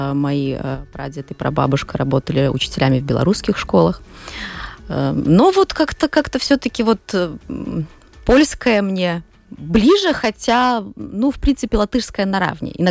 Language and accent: Russian; Daugavpils, Latgale, Latvia; Все, кто родились в Даугавпилсе, выросли. Я родилась еще в советское время, поэтому у меня в семье нету русских, но русский он просто как вот как, как с воздухом